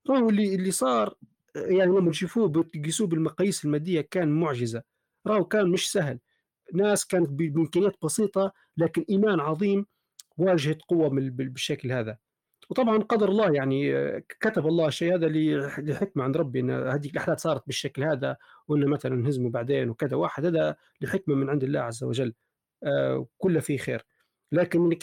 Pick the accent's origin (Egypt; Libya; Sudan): Libya; احنا كليبيين في ذاتنا وعلم لغتنا العربيه سليمه